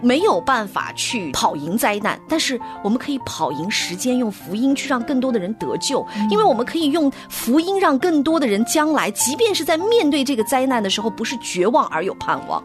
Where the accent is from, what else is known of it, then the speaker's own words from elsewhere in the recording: northern China, China; 我的家乡其实是北方的城市，所以是它其实是不太下雨的